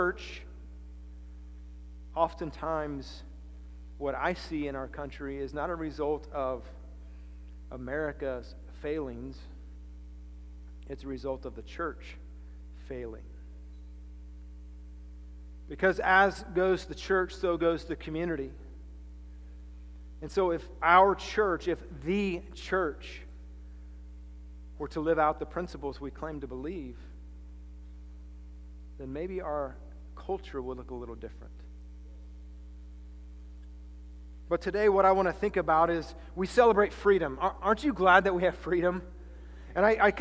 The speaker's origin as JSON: {"language": "English", "country": "United States", "said": "I'm thankful to be American"}